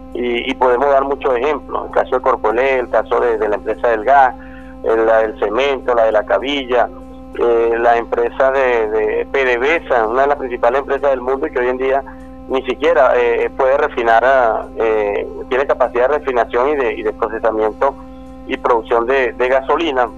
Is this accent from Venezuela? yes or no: yes; Venezuela; como venezolanos